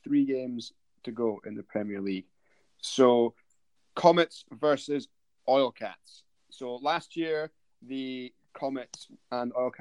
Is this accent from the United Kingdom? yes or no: yes; Aberdeen, Scotland, United Kingdom; I'm from Aberdeen